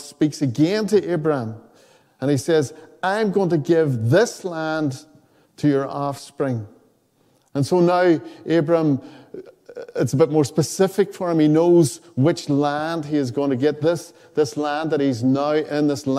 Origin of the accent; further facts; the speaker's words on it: Donegal, Ulster, Ireland; I grew up in Donegal